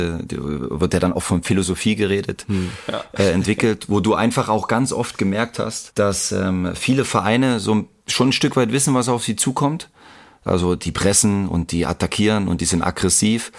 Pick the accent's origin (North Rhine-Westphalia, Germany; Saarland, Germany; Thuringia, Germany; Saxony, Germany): Saxony, Germany; Leipzig; als Leipziger in Leipzig